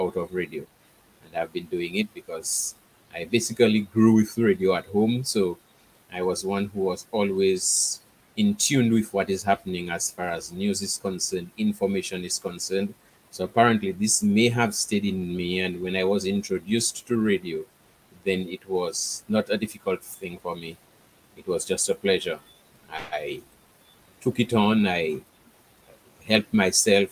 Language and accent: English; Dominica; moved away as an adult; now in Guadeloupe; I was born and bred in Dominica.